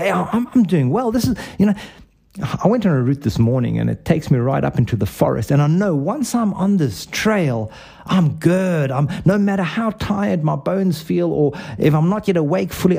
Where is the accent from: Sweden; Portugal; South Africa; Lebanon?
South Africa; where I grew up, and for those of you who cannot place my accent, it's South Africa